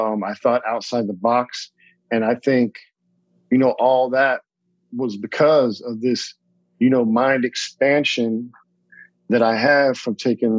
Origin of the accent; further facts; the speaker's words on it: California, United States; So I grew up, you know, born and raised in Southern California, except for my time overseas.